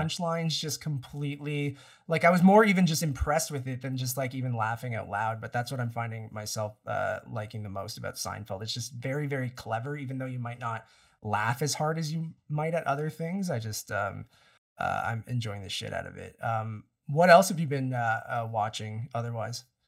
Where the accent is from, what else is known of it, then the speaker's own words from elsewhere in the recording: Toronto, Ontario, Canada; we're from Toronto